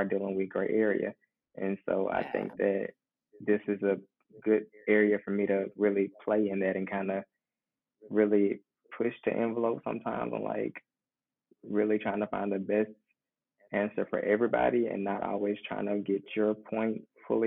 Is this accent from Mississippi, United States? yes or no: yes; Mississippi, United States; moved away as an adult; also born or lived in New Orleans, Louisiana; I'm originally from Mississippi, and I chose to come back home from law school